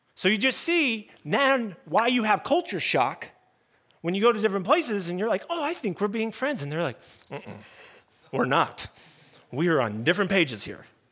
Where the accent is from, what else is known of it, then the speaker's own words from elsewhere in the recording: United States; I'm talking American culture